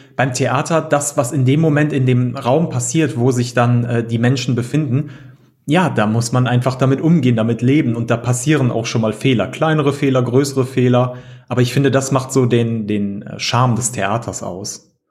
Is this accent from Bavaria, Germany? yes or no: no; near Düsseldorf-Cologne, North Rhine-Westphalia, Germany; Wir sind äh, Rheinländer, wie man so schön im Rheinland sagt. und äh, wir kommen hier aus der Nähe oder äh, Umgebung Düsseldorf-Köln.